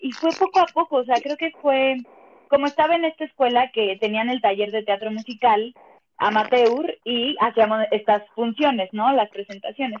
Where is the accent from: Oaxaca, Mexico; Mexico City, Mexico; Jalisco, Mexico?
Mexico City, Mexico; Soy chilanga, siempre he vivido acá, nunca me he ido a vivir a otro lado, siempre está en la Ciudad de México